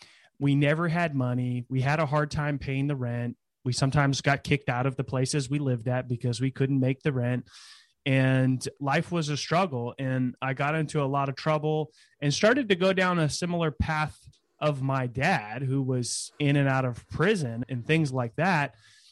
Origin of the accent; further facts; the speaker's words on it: California, United States; So I was born in California in the Bay Area and moved around quite a bit as a kid, but always in California, and lived in a small town near Sacramento during my high school days